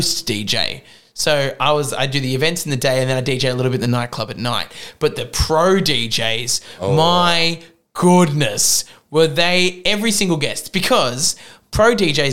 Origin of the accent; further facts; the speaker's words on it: Australia; moved away as an adult; I'm an Australian in America